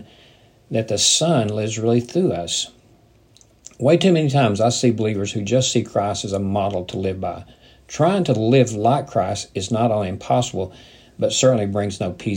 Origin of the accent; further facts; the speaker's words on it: United States; as a person growing up in the Midwest, in the South